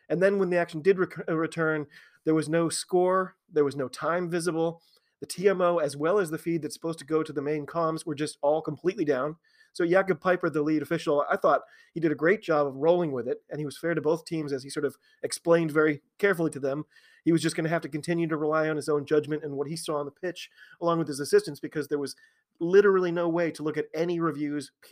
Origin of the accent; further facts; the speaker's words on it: United States; I'm an American rugby fan who follows the game wherever I can find it all over the globe.